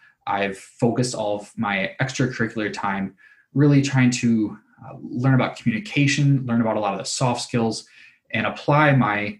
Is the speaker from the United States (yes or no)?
yes; Kalamazoo, Michigan, United States; I grew up in Kalamazoo, Michigan